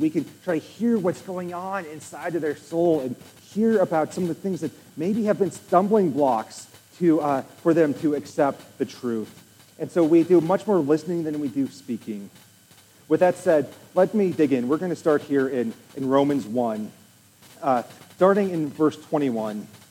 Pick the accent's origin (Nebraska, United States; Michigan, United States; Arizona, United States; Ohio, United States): Nebraska, United States; I'm from Nebraska